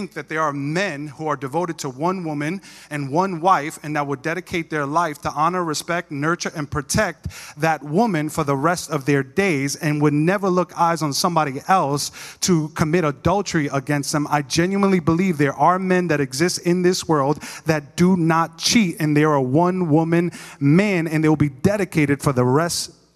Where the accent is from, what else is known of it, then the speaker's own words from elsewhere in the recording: New York, United States; moved away; I was from New York